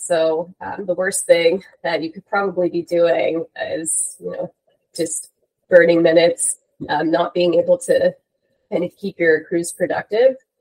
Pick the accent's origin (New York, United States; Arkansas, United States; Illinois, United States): New York, United States; moved away as an adult; also born or lived in Los Angeles, California; born and raised in New York, and then I had the wonderful opportunity to come out to the West Coast of the US for school